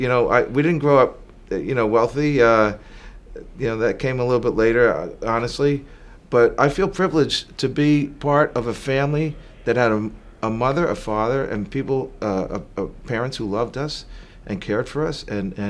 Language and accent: English; Teaneck, New Jersey, United States; born there; also born or lived in Spain / Puerto Rico / California / Florida; Well, I was born in Jersey. They say you're from Jersey, what exit? I was born in Teaneck, New Jersey. But I've lived around the globe, actually, in Spain, Puerto Rico, California, Florida, across the U.S.